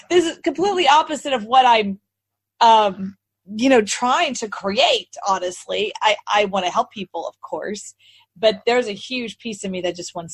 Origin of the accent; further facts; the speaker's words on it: Texas, United States; So that's why people always ask me, where are you from? And I said, Texas. And they go, you don't have a Texas accent.